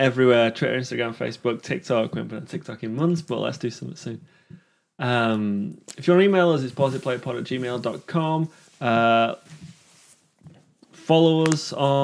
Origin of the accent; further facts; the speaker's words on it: England, United Kingdom; I'm English